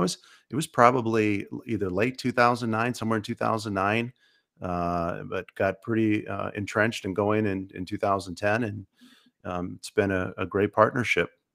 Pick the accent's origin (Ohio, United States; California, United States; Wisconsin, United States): Wisconsin, United States; Menasha; also born or lived in Stevens Point, Wisconsin; I grew up in, in the Fox Cities, actually, uh, Neena Menashe area. I went to Menashe High School